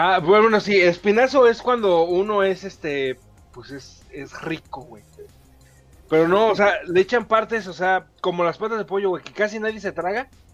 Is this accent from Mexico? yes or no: yes; Mexico; Yo soy mexicano